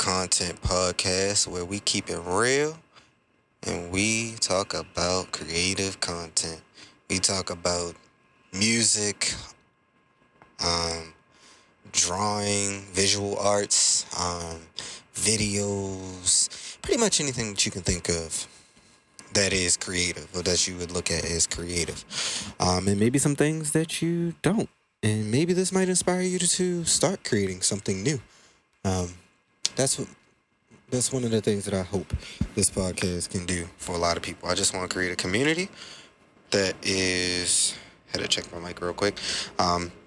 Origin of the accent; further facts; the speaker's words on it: Baltimore, Maryland, United States; I'm from Baltimore